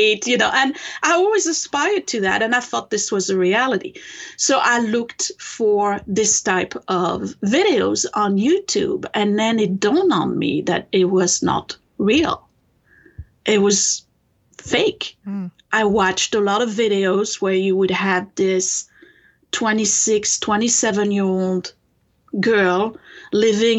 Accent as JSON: {"language": "English", "country": "France", "tie": "born or raised there", "second_language": "English", "moved": "as an adult", "lives_now": "United States", "said": "I come from France originally. I was born in France and raised there."}